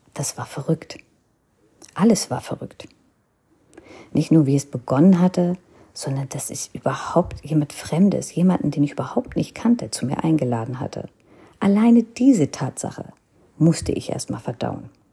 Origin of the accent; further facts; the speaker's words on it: North India, India; first language Hindi; German is a second language; Denn ich kam aus Nordindien und hatte die Tradition, die, die Sprache der Nordinder